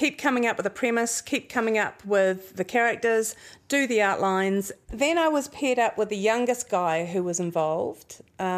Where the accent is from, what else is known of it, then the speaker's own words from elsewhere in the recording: Nelson, New Zealand; growing up in Nelson, mum and dad did get very involved in counterculture